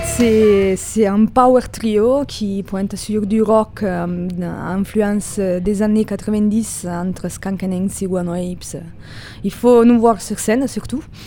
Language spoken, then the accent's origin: French; Italy; French is a second language; now in Toulouse, France; je suis italienne